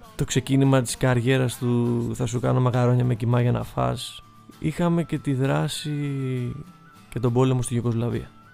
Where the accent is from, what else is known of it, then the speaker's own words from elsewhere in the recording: Athens, Attica, Greece; μεγαλώνοντας στην Αθήνα